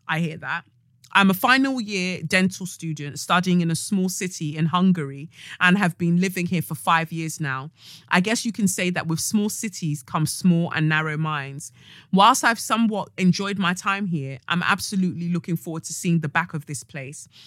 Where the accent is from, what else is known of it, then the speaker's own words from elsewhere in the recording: Nigeria; as a Nigerian as well, where you're brought up by your family